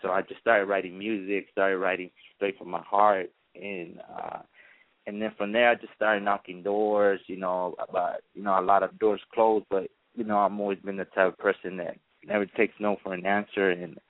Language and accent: English; Los Angeles, California, United States; also born or lived in La Ceiba, Honduras; Actually, I was born in Central America, which is Honduras, La Ceiba, one of the tourist places. And then I came over here when I was like 4 years old. And I lived in Los Angeles for a couple of years